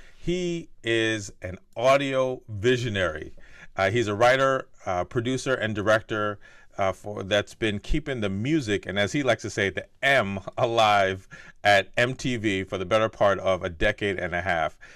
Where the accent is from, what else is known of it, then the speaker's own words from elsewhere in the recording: New Jersey, United States; I grew up in North Jersey